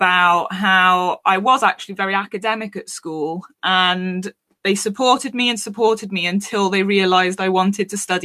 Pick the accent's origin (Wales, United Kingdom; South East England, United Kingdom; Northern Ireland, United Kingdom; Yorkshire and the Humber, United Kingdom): Wales, United Kingdom; also born or lived in London; you might have picked up on the accent. I am from Wales in the UK. I grew up quite isolated.